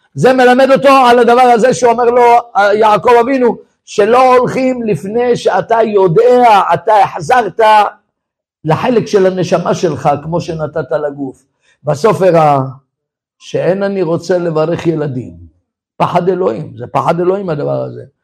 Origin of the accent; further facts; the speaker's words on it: Tel Aviv, Tel Aviv District, Israel; אני גדלתי בתל אביב, בתוך הבוהמה